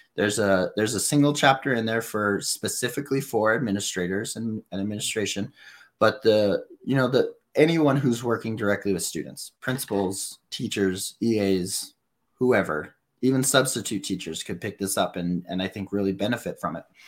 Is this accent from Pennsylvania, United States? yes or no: no; New Mexico, United States; I'm the homeschool kid from New Mexico